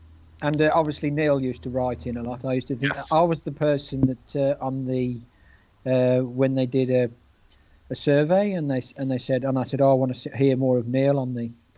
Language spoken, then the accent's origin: English; Halesowen, West Midlands, United Kingdom; I'm from Hales Owen, which is in the West Midlands.